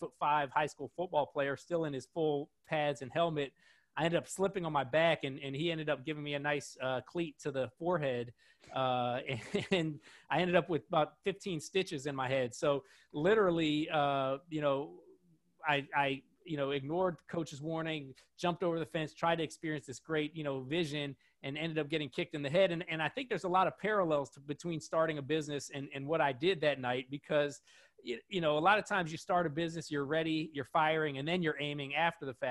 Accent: Washington, District of Columbia, United States; I grew up in Washington, D.C.

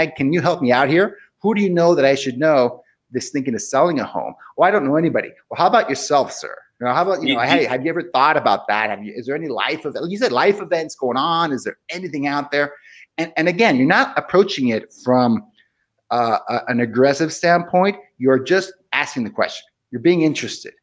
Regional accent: Tijuana, Baja California, Mexico; moved away as an adult; also born or lived in Seattle, Washington; I grew up in Tijuana, which is on the border with San Diego.

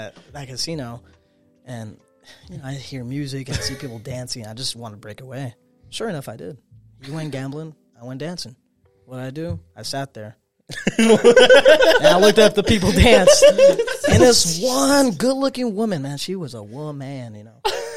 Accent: Phoenix, Arizona, United States; I'm from Phoenix.

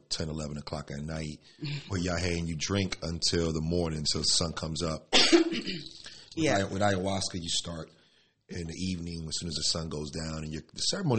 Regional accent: Elizabeth, New Jersey, United States; also born or lived in Newark / Spanish Harlem; I'm from the barrio. I'm from the hood. I grew up in Elizabeth, Newark, Spanish Harlem.

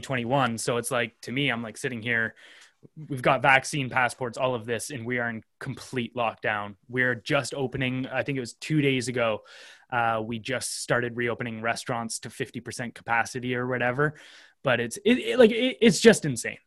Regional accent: Canada; as a Canadian

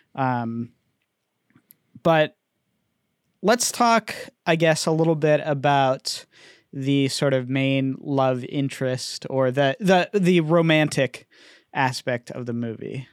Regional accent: United States; I'm an American

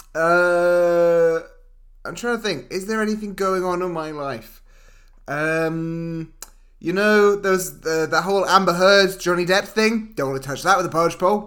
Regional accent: United Kingdom; We're two British dudes.

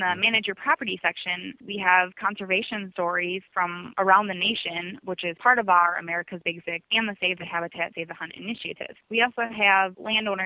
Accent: Shiocton, Wisconsin, United States; moved away as an adult; now in Edgefield, United States; I grew up in the rural town of Shiocton, Wisconsin.

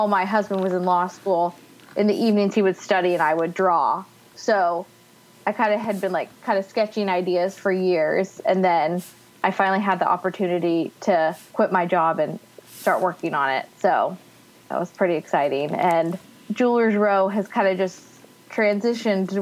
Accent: California, United States; moved away as an adult; also born or lived in West Lafayette, Indiana / Chicago; I grew up in California

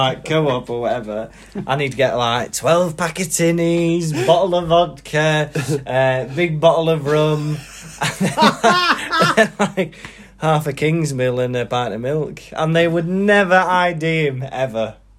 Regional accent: Wales, United Kingdom; accent: Manchester; now in Manchester, United Kingdom; Yeah, even when I moved to Manchester, I never had a Welsh accent. But then, but living here, my Manchester accent has got more Manc.

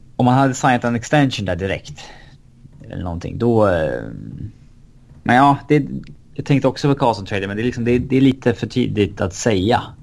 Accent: Sweden; som svensk supporter till ett hockeylag

